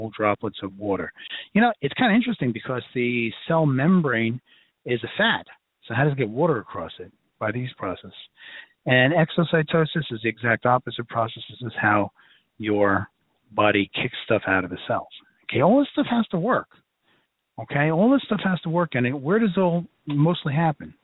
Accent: New York City, New York, United States; accent: Brooklyn; my Brooklyn accent's coming out tonight

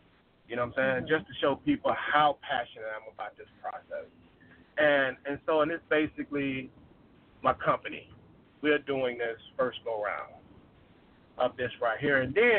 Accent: Arkansas, United States; moved away; I'm originally from Arkansas. And when I grew up there, I left in like 2002. And when I left there, you know, certain areas were like pretty decent areas, you know.

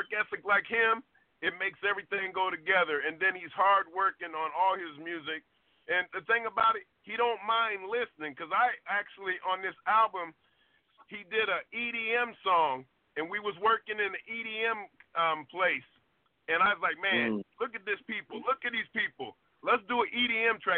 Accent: Ohio, United States; I'm from Ohio

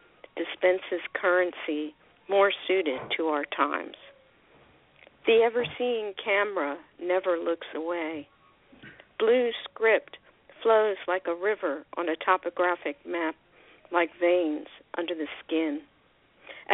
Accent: Philadelphia, Pennsylvania, United States; now in Laguna Niguel, United States; I'm from Philadelphia originally, but I don't live there. I haven't lived there for a long time

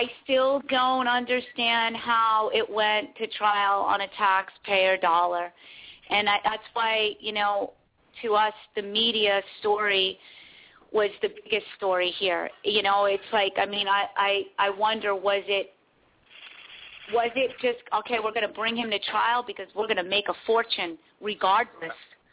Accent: Santa Barbara County, California, United States; I'm from Santa Barbara County. I've lived there for like 20 years

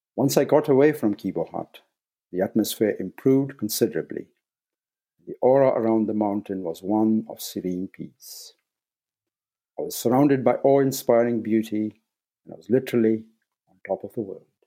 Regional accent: Nairobi, Kenya; moved away as an adult; I was born in Nairobi, Kenya, and spent the first eighteen years in East Africa

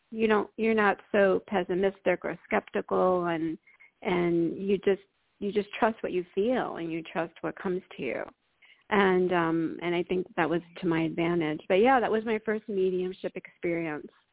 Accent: New York, United States; I grew up in New York

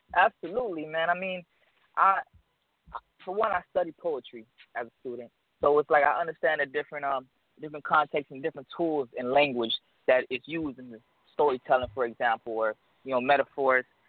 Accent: South Florida, United States; also born or lived in Orlando; I'm really from South Florida, but I'm in Orlando right now

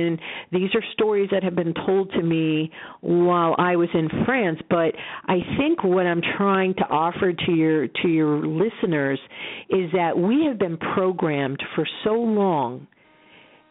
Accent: Roswell, New Mexico, United States; I was born in Roswell

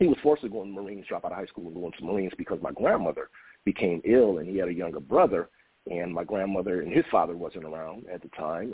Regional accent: Detroit, Michigan, United States; also born or lived in Sylvania, Ohio; I grew up in the Metro Detroit area

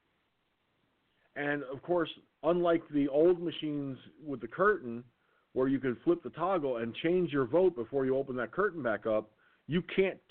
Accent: Valhalla, New York, United States; I was born in Valhalla, New York

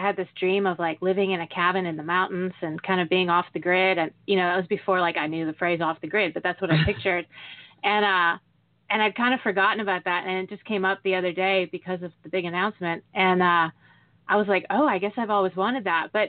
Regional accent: Michigan, United States; moved away as an adult; also born or lived in Los Angeles; I'm originally from Michigan

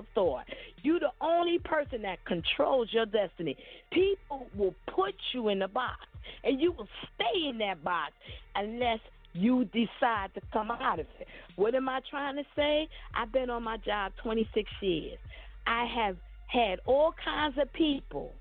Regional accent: New York City, New York, United States; I am a 54-year-old black African-American woman born and raised in Brooklyn, New York

